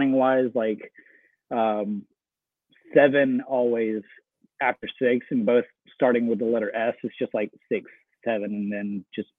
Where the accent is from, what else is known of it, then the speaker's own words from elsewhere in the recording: Birmingham, Alabama, United States; moved away as an adult; also born or lived in Penza, Russia; now in Murfreesboro, United States; I've grown up in Birmingham, Alabama. Went through high school there. Just Birmingham is home to me.